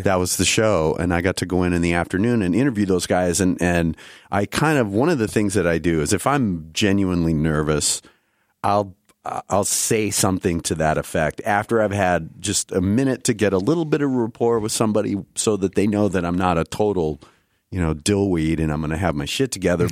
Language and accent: English; Iowa, United States; moved away; a newsstand in my in my hometown.